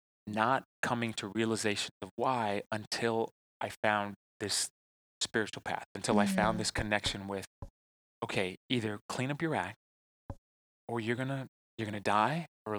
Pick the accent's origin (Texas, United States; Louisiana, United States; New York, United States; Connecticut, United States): Texas, United States; I'm also from the South